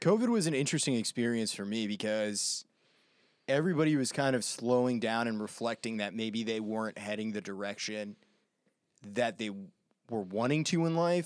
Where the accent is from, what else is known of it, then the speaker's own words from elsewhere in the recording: Maine, United States; I grew up in Maine